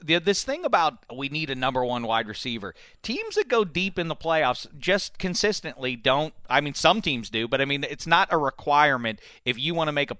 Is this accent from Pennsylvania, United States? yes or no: yes; Pittsburgh, Pennsylvania, United States; my days growing up in Pittsburgh